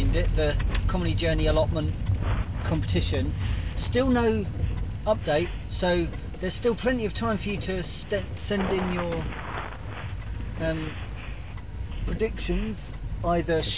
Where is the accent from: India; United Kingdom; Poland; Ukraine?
United Kingdom; we're British